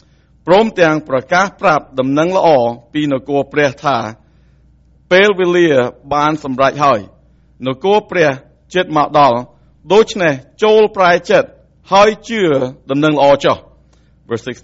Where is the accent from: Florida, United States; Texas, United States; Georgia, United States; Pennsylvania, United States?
Georgia, United States; Atlanta; moved away as an adult; now in Cambodia; I was reached by a missionary in Atlanta, okay, and I grew up in the South